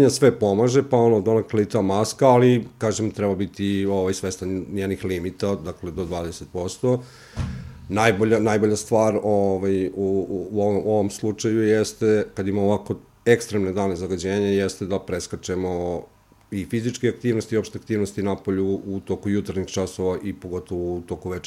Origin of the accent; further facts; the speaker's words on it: Kosjerić, Zlatibor District, Serbia; dolazim iz jednog manjeg mesta, dakle Kosjerić